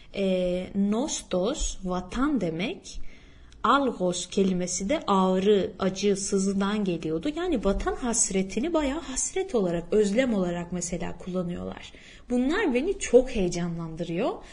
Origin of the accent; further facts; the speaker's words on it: İzmir, Turkey; first language Turkish; Türk'üm ben İzmir'den geldim